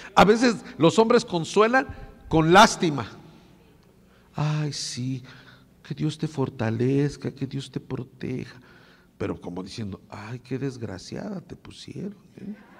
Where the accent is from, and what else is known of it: Mexico